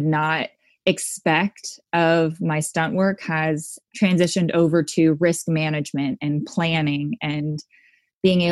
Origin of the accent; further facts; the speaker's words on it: Southern California, United States; I grew up in Southern California